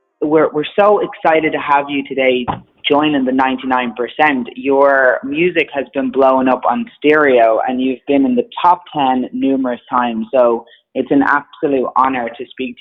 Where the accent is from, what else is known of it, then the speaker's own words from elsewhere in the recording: Ireland; now in Los Angeles, United States; Obviously, I'm based in L.A. I'm from Ireland, and I've seen a few different music scenes in my time.